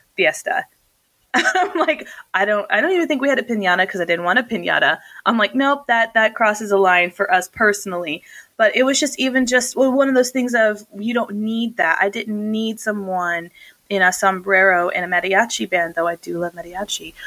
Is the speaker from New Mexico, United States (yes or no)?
yes; New Mexico, United States; also born or lived in North Dakota; we're both from New Mexico